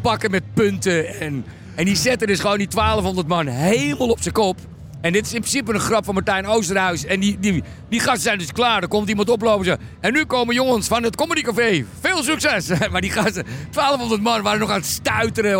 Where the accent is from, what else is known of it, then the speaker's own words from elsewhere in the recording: Randstad, Netherlands; ik kom uit de Randstad